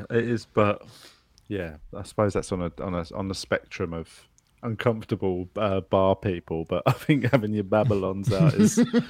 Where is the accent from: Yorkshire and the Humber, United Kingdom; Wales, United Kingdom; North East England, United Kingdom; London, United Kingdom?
London, United Kingdom; moved away as an adult; now in Melbourne, Australia; me and my wife were splashing around like, it's so lovely because we're fucking from London.